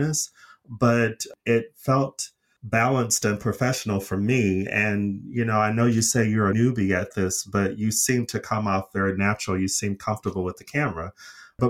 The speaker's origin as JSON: {"language": "English", "region": "Arizona", "country": "United States", "said": "I'm from Arizona, which has a dry heat like Las Vegas"}